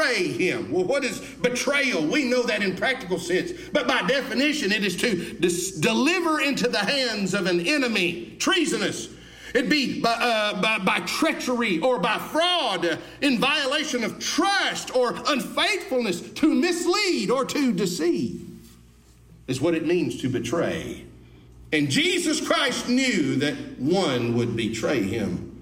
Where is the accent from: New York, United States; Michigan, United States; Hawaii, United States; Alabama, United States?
Alabama, United States; I was born and raised in Alabama